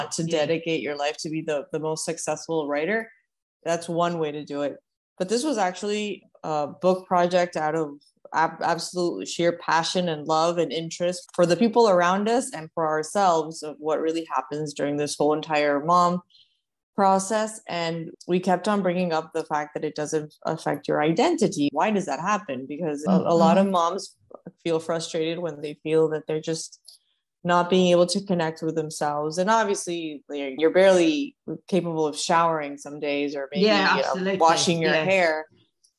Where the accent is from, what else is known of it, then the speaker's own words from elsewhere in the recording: Uruguay; now in Miami, United States; I'm originally from Uruguay. I've been living in Miami for over 10 years.